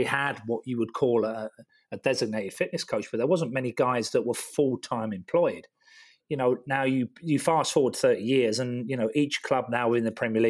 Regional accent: London, United Kingdom; born there; that was sort of like North London. And, you know, we played on the street every night, and I was born quite near the Tottenham Hotspur football ground.

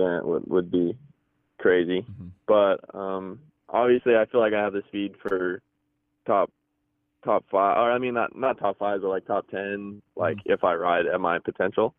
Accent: Boise, Idaho, United States; I'm from Boise, Idaho

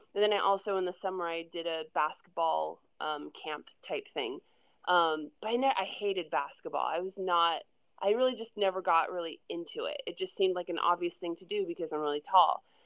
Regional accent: Orlando, Florida, United States; moved away as an adult; now in California, United States; I'm from Florida originally. I grew up in Orlando, actually just outside Orlando, and I moved to California about eight and a half years ago

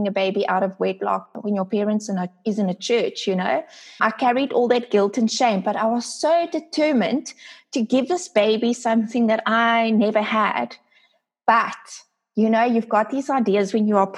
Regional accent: Port Elizabeth, Eastern Cape, South Africa; I am from South Africa, a small city called Port Elizabeth.

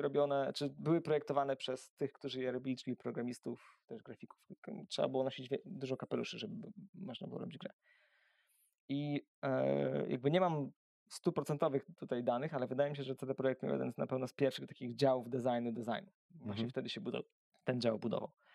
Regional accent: Węgrów, Masovian Voivodeship, Poland; also born or lived in Warsaw / Siedlce; now in Siedlce area, Poland; Ja pochodzę z mojego miasteczka z Węgrowa. To jest takie e, miasteczko niedaleko Warszawy, około 100 kilometrów.

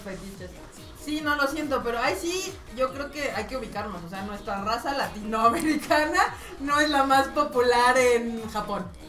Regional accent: Mexico; como mexas latinos

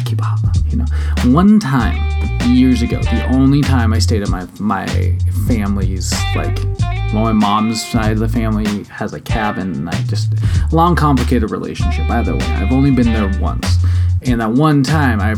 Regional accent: Washington, United States; my home state of Washington

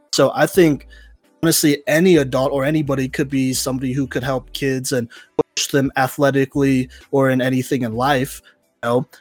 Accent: Texas, United States; now in Colorado, United States; the middle school back in Texas

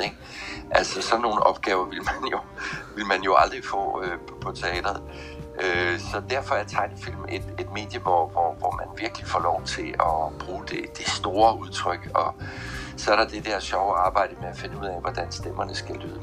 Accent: Southern Jutland, Southern Denmark, Denmark; moved away; jeg kommer oprindeligt fra Sønderjylland

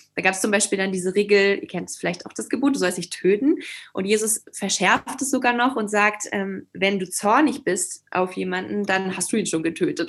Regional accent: Schleswig-Holstein, Germany; moved away as an adult; also born or lived in Hamburg; now in Leipzig, Germany; ich komme aus Norddeutschland, aus Schleswig-Holstein

